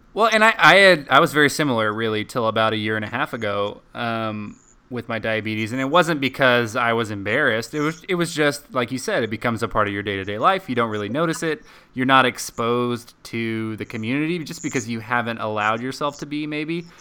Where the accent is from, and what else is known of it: Dallas, Texas, United States; also born or lived in Colorado Springs, Colorado